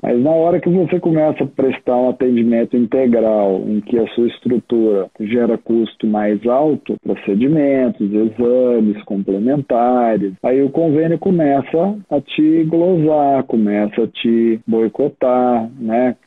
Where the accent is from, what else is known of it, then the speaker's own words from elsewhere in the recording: Minas Gerais, Brazil; moved away as an adult; Eu não sou daqui, sou de Minas